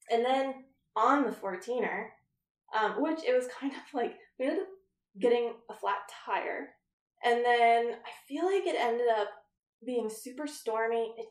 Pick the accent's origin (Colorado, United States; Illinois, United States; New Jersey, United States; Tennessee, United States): Colorado, United States; I'm from Colorado